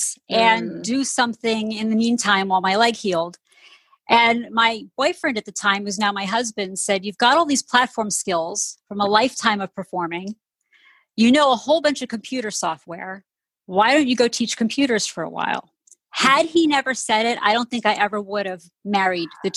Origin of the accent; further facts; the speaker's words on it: outside of New York City, United States; I grew up outside of New York City, right outside of the musical theater capital of the world